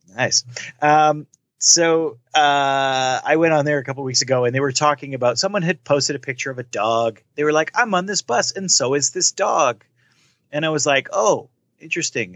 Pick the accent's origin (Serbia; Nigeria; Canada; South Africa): Canada; I'm Canadian